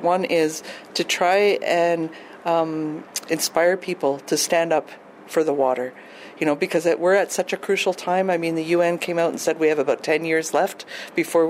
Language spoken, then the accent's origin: English; Lac Ste. Anne, Alberta, Canada; I'm Michif from Manitouzagigan, which is Lac St. Anne in Alberta.